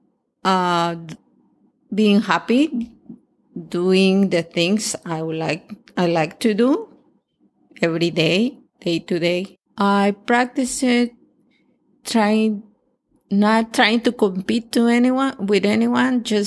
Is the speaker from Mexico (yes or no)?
yes; Acapulco, Guerrero, Mexico; born or raised there; English is a second language; moved away as an adult; now in Canada